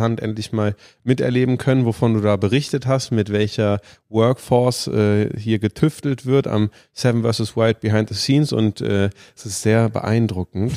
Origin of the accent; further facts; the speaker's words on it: Germany; als Deutsche